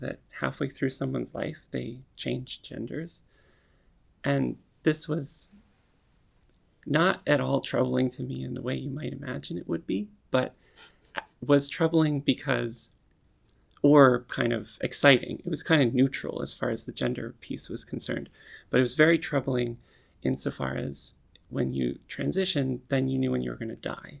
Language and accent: English; Gettysburg, Pennsylvania, United States; also born or lived in Ann Arbor, Michigan / Berkeley, California / Oakland, California; now in New York, United States; I was born in Gettysburg, Pennsylvania